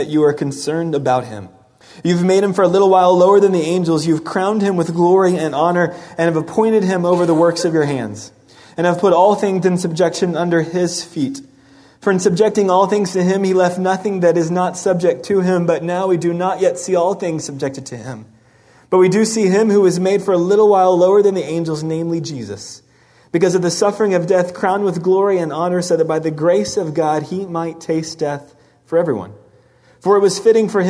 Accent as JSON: {"language": "English", "town": "Dallas", "region": "Texas", "country": "United States", "tie": "born or raised there", "said": "I grew up in Dallas, Texas"}